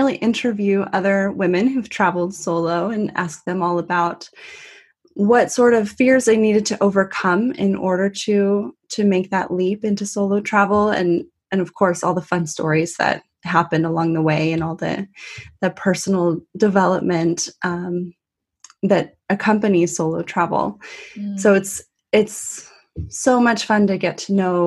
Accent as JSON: {"language": "English", "region": "Northern California", "country": "United States", "moved": "as an adult", "lives_now": "London, United Kingdom", "said": "I'm an American. I'm originally from Northern California, and right now I've been living in London for about a year and a half"}